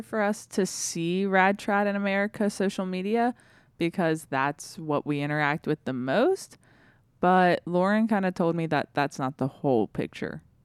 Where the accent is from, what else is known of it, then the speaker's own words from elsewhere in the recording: the South, United States; I grew up in the South, and so it's a very Protestant area